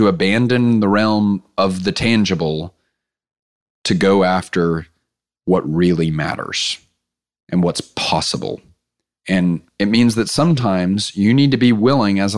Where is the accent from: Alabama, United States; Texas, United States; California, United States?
Texas, United States; Clear Lake; I grew up in Clear Lake, Texas